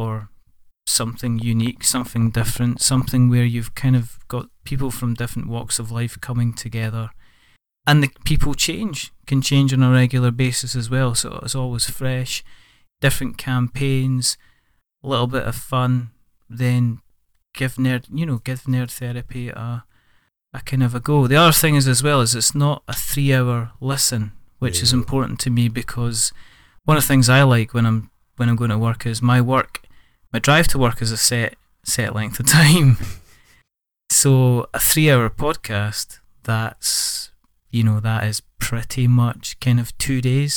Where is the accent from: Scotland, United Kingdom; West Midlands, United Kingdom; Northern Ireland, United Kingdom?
Scotland, United Kingdom; I'm Scottish.